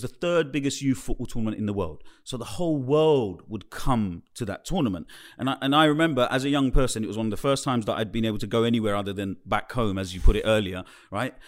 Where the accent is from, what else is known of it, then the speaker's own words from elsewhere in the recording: London, United Kingdom; I was growing up in the East End of London